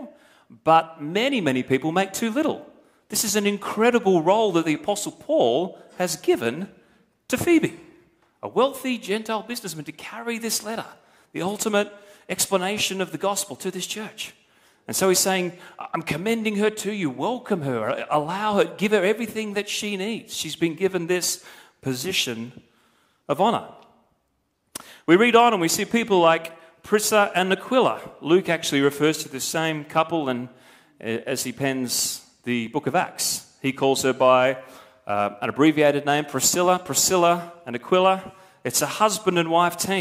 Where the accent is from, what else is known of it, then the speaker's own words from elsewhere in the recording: Australia; I am as an Australian